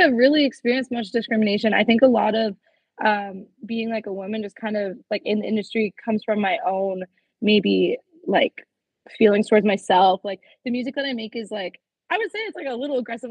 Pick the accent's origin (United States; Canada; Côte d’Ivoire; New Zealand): Canada; Toronto, Ontario; I'm from Toronto, Canada